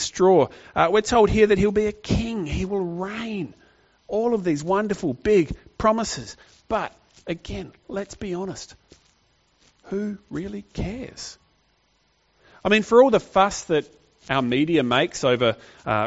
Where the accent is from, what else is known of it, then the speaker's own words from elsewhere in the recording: Australia; modern Australian readers